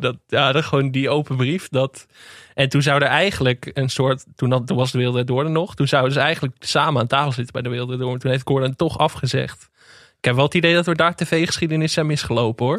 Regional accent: Netherlands

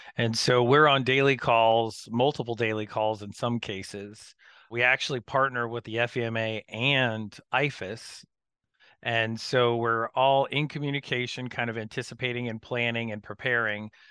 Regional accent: Florida, United States; I grew up in Florida

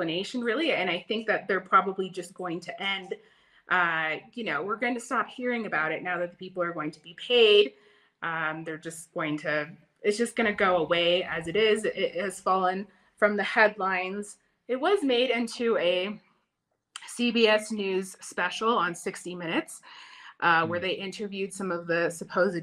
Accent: United States; moved away as an adult; also born or lived in Central America (parents) / Quito, Ecuador / Caracas, Venezuela / Havana, Cuba; now in La Paz, Bolivia; growing up in the United States

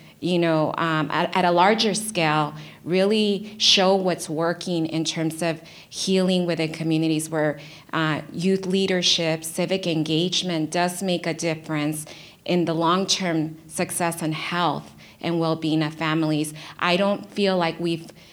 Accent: Los Angeles, California, United States; I grew up in South LA before the crack cocaine epidemic

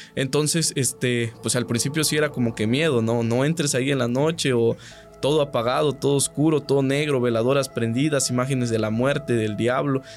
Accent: Catemaco, Veracruz, Mexico; soy de Catemaco, Veracruz

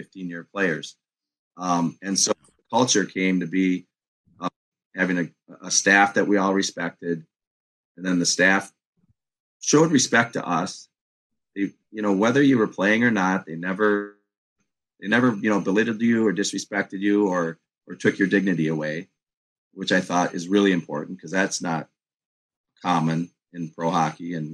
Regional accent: Minneapolis, Minnesota, United States; I'm from Minneapolis.

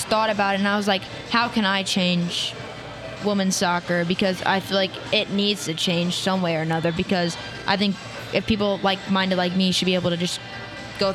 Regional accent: United States; I'm one of very few that actually get to represent our country at a world stage

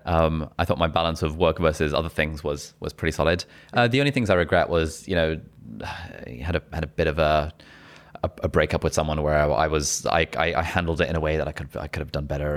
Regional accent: Westcliff-on-Sea, East of England, United Kingdom; we lived in Essex as well

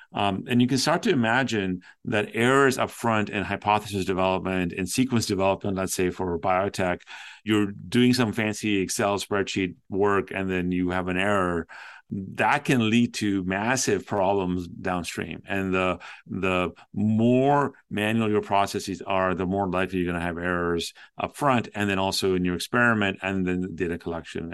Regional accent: Toronto, Ontario, Canada; I used to listen to a lot of DJs and radio growing up in Toronto

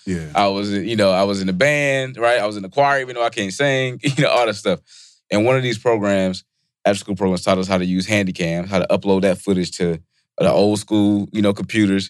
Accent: Bennettsville, South Carolina, United States; moved away; also born or lived in York, South Carolina; I'm from South Carolina

